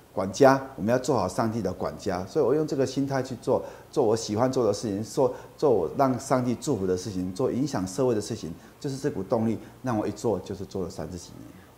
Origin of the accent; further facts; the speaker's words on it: Kaohsiung, Taiwan; moved away as an adult; now in Tainan, Taiwan; 我是高雄人，我在高雄的 Y M C A 学游泳，也参加过他们的夏令营